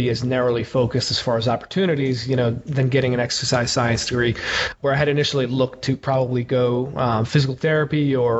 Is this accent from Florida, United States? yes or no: no; Slate Hill, New York, United States; also born or lived in Paterson, New Jersey; I'm originally from the suburbs of New York City. I was born in Paterson, New Jersey, and then kind of bounced around a couple different areas of New York and New Jersey before going to high school in a small town called Slate Hill, New York